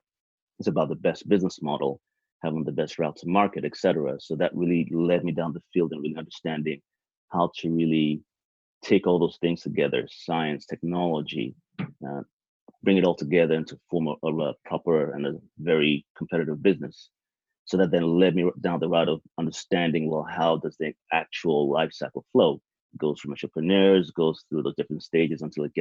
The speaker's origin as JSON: {"language": "English", "country": "Nigeria", "tie": "born or raised there", "also_born_or_lived": "United Kingdom / United States", "moved": "yes", "said": "I was born in Nigeria, then moved to the UK to go to school, then the US"}